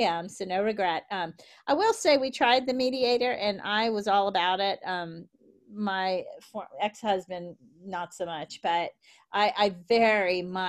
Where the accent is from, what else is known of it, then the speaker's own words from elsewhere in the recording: the South, United States; accent: Southern; I tried for years to get rid of my Southern accent